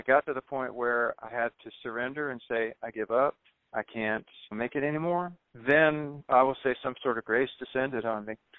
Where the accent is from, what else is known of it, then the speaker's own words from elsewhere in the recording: the South, United States; moved away as an adult; also born or lived in New York City; I was running away from the South